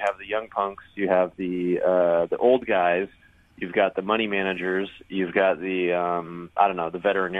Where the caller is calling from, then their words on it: Sebring, Florida, United States; I'm calling in from the straightaway between turn 16 and 17 at Sebring.